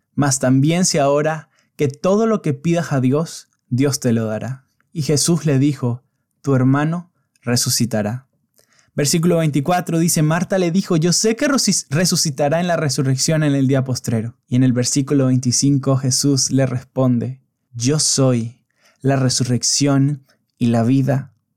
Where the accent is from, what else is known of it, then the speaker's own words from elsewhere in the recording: San Cristóbal, Táchira, Venezuela; moved away as an adult; San Cristóbal, mi ciudad natal